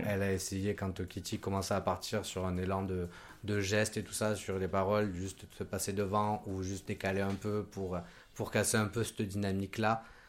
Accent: Côte d’Ivoire; now in Lyon, France; je viens de Côte d'Ivoire

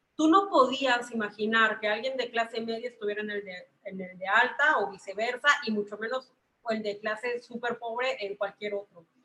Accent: Mexico; Yo soy mexicana

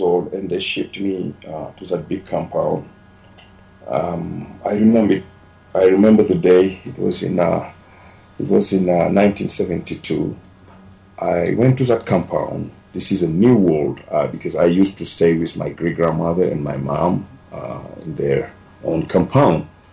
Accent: Dakar, Senegal; English is a second language; moved away as an adult; also born or lived in Libya; now in Denver, United States; originally, I came from Senegal, West Africa. It's a small country of 13 million people, uh, all the French colonization. I grew up uh, 30 miles from the capital, Dakar

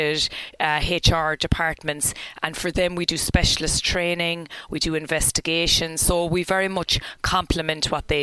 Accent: Ballyheigue, Munster, Ireland; I'm from Ballyhaig, very proud of it

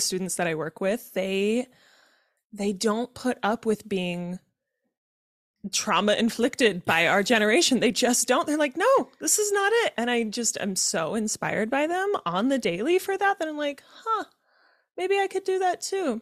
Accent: Utah, United States; I was born and raised in Utah in a Mormon family

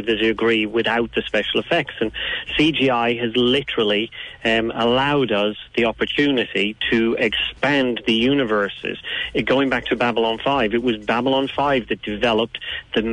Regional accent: Dublin, Leinster, Ireland; I'm from Dublin

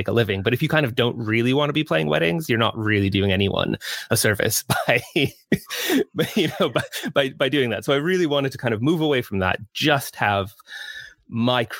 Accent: United States; moved away as an adult; now in United Kingdom; I grew up in the States, as you can hear from my accent

